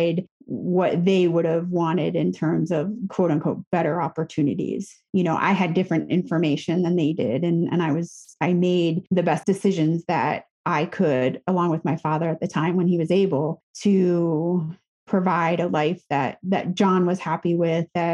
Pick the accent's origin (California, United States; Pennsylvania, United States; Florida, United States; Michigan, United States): Pennsylvania, United States; the Poconos; moved away; I grew up in the Poconos